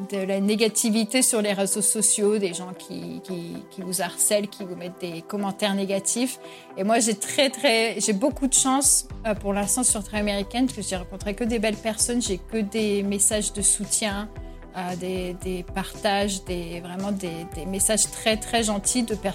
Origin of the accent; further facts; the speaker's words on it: Reims, Grand Est, France; moved away as an adult; also born or lived in Vichy / Vosges / Bordeaux / Madrid; now in Miami, United States; Donc, je suis née à Reims, mais on a vécu à Vichy, dans les Vosges, de retour à Reims. j'ai étudié à Bordeaux.